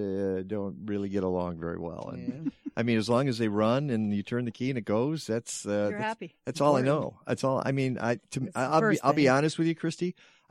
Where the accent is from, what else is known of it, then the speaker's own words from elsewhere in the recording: Detroit, Michigan, United States; I'm from Detroit